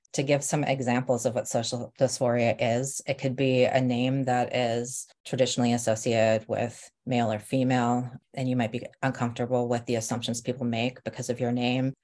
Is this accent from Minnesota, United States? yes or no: yes; Rochester, Minnesota, United States; also born or lived in Nebraska; now in Bay Area, United States; we moved from Nebraska to Rochester, Minnesota when I was about seven